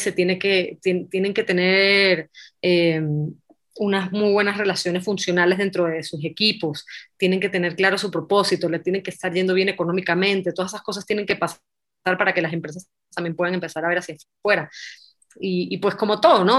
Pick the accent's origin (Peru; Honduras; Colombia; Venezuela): Venezuela; moved away as an adult; also born or lived in Israel / Mexico; Yo crecí en Venezuela